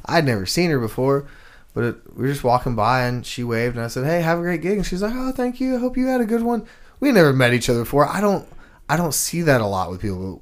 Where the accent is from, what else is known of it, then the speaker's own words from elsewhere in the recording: Houston, Texas, United States; moved away; I'm from Houston, Texas